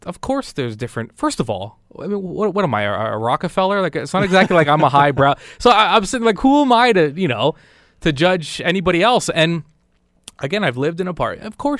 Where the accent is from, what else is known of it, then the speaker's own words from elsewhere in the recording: Burlington, Ontario, Canada; When I moved to Stoney Creek, I was appalled. I mean, I'm from Burlington.